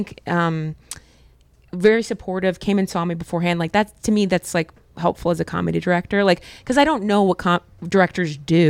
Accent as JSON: {"language": "English", "town": "Dayton", "region": "Ohio", "country": "United States", "tie": "born or raised there", "said": "my hometown of Dayton, Ohio"}